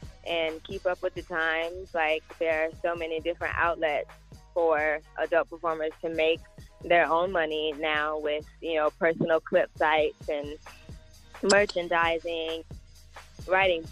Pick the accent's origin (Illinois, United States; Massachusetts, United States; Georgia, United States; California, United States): Georgia, United States; Atlanta; also born or lived in Florida / Tallahassee; out here in Atlanta, actually, my hometown